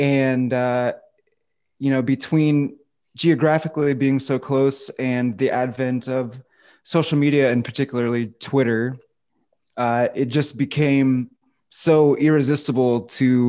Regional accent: outside of Fort Wayne, Indiana, United States; I grew up in outside of Fort Wayne, Indiana, in a small town

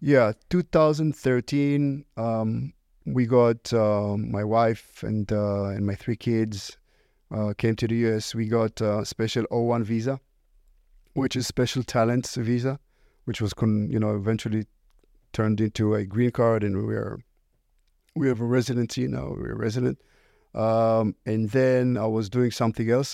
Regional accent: Israel; English is a second language; moved away; originally I was born in Israel. Uh, you can probably hear it by, from my accent.

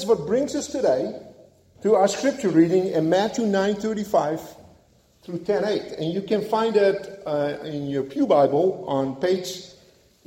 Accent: Netherlands; moved away; helping out my father on the farm while growing up in Holland

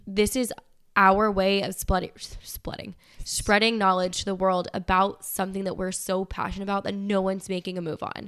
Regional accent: United States

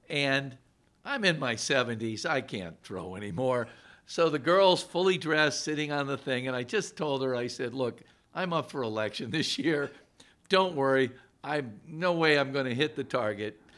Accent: Scranton, Pennsylvania, United States; now in Allentown, United States; I'm originally from Scranton

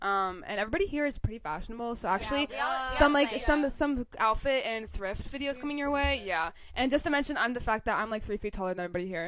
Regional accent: Georgia, United States; moved away; I was born in Georgia. I don't live in Georgia anymore, but I used to live down the street from, like, …'s brother.

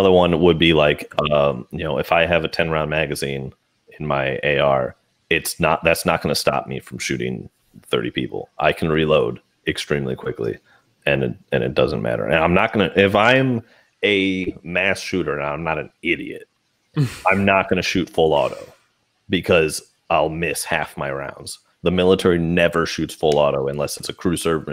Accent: United States; I'm an American

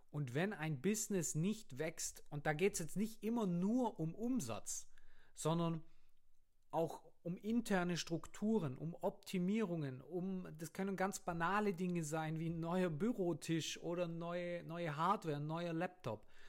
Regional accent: Germany; bei uns in Deutschland, in, vor allem jetzt auf dem Land, ich komme vom Land

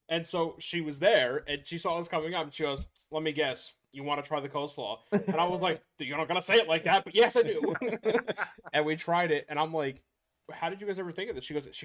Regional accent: New York, United States; I'm from New York, he's from Indiana, right?

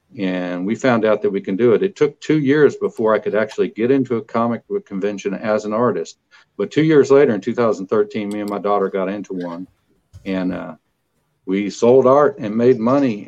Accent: Kilgore, Texas, United States; I was from Kilgore

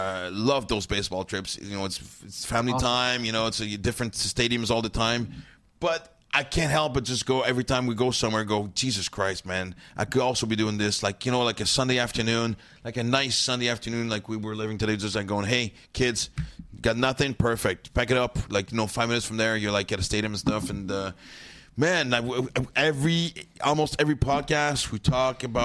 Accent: Montreal, Quebec, Canada

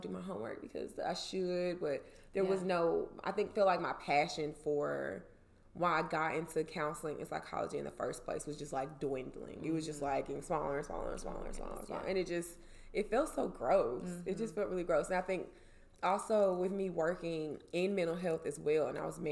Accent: Jackson, Mississippi, United States; moved away as an adult; also born or lived in Atlanta, Georgia / Washington, D.C.; I'm from Jackson originally, and we grew up together.

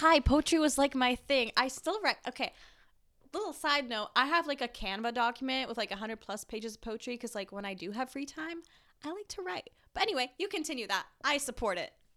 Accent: Woodstock, Ontario, Canada; I'm from Woodstock, which is a smaller town, I've been told.

